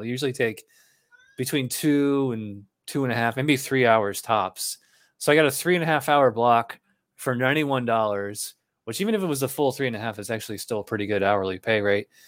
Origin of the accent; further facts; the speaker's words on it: Schenectady, New York, United States; moved away as an adult; also born or lived in Albany, New York / Guilderland, New York; now in Florida, United States; I'm from Schenectady, and then, uh, right before I moved to Florida, I spent the last eight years in, uh, Albany